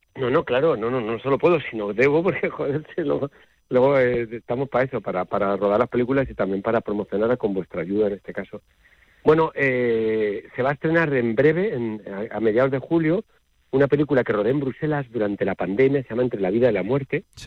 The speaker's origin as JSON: {"language": "Spanish", "country": "Spain", "said": "como español"}